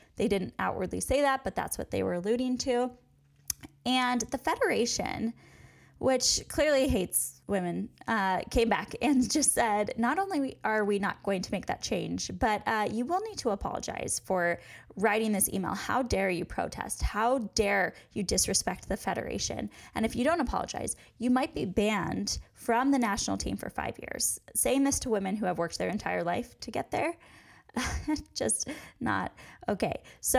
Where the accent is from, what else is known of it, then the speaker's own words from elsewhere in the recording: United States; And honestly, in my eyes, maybe I'm too American here, but it was gross.